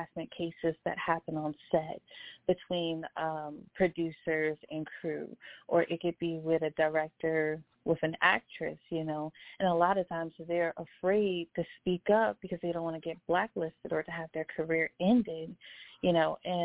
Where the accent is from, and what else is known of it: Baltimore, Maryland, United States; born or raised there; moved away as an adult; now in Atlanta, United States